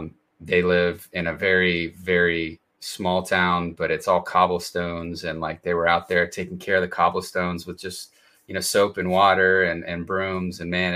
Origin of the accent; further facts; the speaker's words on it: Atlanta, Georgia, United States; But yeah, I grew up in Atlanta, and it's definitely diverse in Atlanta. And I think that was one thing I appreciated about growing up in a bigger city.